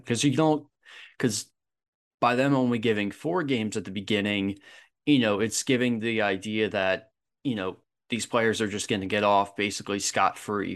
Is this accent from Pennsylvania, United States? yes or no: yes; Philadelphia, Pennsylvania, United States; moved away; I'm originally from Philadelphia